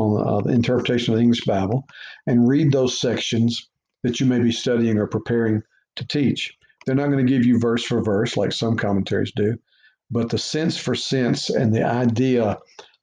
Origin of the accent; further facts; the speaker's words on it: Beaumont, Texas, United States; moved away as an adult; also born or lived in Louisiana; Growing up in Beaumont, Texas